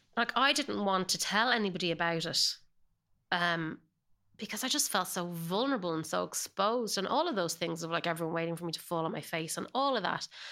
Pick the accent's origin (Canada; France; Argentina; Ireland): Ireland; accent: Irish; moved away as an adult; now in Los Angeles, United States; I definitely hold on to my Irish accent